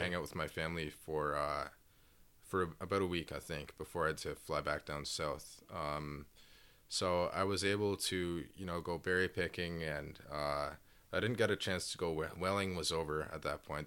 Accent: Toronto, Ontario, Canada; also born or lived in Inuvik, Northwest Territories; I moved south to Toronto, um, where I was raised with my dad

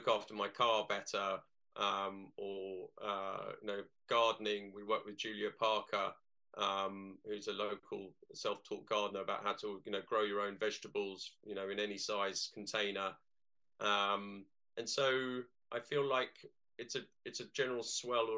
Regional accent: London, United Kingdom; moved away; I'm a Londoner originally

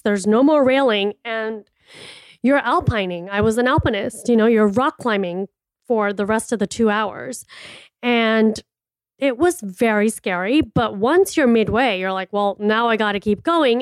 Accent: Miami, Florida, United States; moved away as an adult; now in Scottsdale, United States; I am from Miami and it is humid and it is hot over there

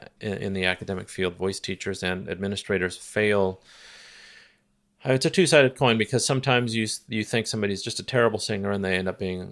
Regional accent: Redlands, California, United States; You know, it's crazy too, is when I was a kid growing up in Redlands.

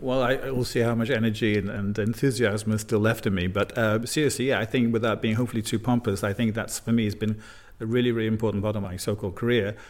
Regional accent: United Kingdom; now in Brussels, Belgium; in the United Kingdom, my home country

